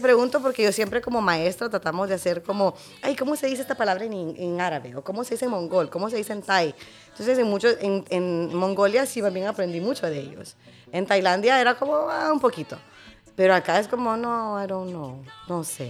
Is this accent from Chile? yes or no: no; Honduras; de Honduras, soy